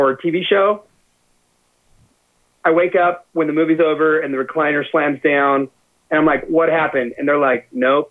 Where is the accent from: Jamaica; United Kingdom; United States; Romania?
United States; I am. I am a citizen of the United States of America